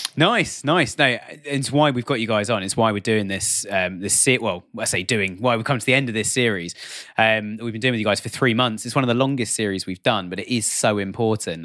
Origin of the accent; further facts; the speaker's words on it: United Kingdom; I'm, I'm British. I'm sitting here just outside London in the U K